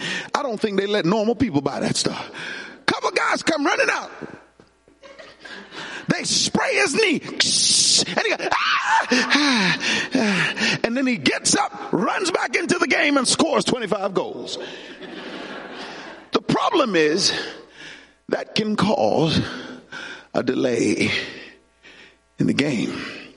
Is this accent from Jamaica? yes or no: yes; Jamaica; When I was growing up in Jamaica, we had a sport.